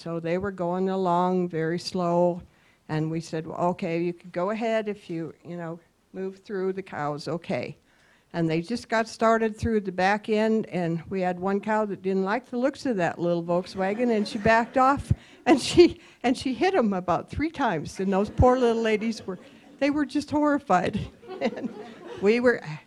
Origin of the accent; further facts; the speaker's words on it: Bozeman, Montana, United States; I was born and raised in the Bozeman, Gallatin County area.